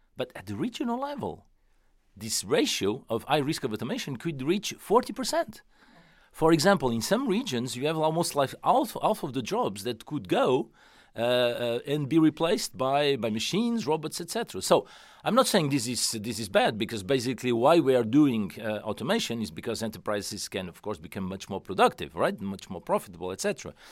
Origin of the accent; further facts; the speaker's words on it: Portugal; moved away; I came from Portugal